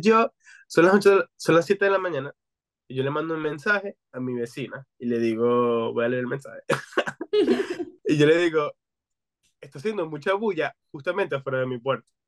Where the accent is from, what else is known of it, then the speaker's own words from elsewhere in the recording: Venezuela; now in United States; que venimos de Venezuela